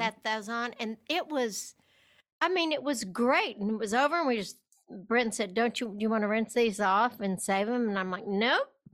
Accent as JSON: {"language": "English", "region": "West Texas", "country": "United States", "tie": "born or raised there", "said": "I was raised in West Texas"}